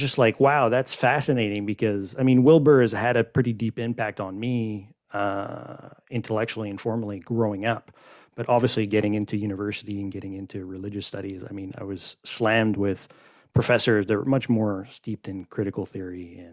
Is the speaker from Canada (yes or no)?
yes; Canada; I'm Canadian